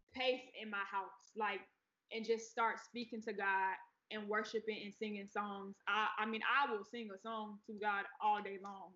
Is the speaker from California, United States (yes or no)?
no; Atlanta, Georgia, United States; also born or lived in Pensacola, Florida; I'm from Atlanta. I know Atlanta. I was born in Pensacola, Florida, though and that's where my grandmother raised me until I was about eight. Then we moved to Atlanta